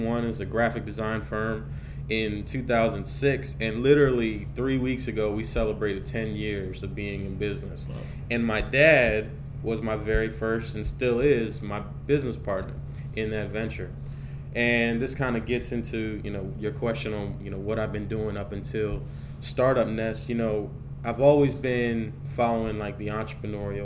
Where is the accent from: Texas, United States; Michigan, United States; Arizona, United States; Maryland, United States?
Maryland, United States; Columbia; also born or lived in Baltimore, Maryland; where I grew up. I'm originally from Columbia, Maryland